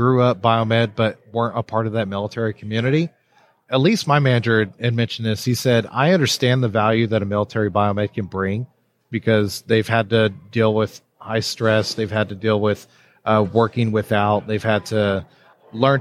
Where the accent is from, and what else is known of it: Texas, United States; born or raised there